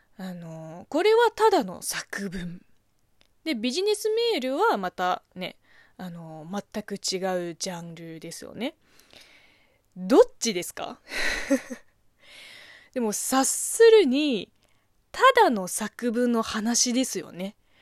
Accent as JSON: {"language": "Japanese", "country": "China", "tie": "born or raised there", "second_language": "Japanese", "moved": "yes", "said": "中国生まれ、中国育ちの私"}